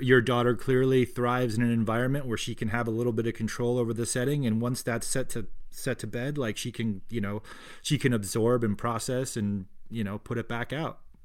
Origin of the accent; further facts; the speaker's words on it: Colchester, Vermont, United States; I grew up in Colchester, which is near Burlington.